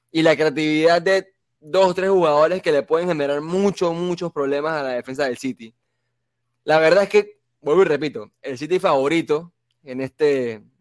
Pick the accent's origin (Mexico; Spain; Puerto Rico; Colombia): Spain; Madrid, Community of Madrid; born there; mi sangre es blanca y yo nací en Chamartín.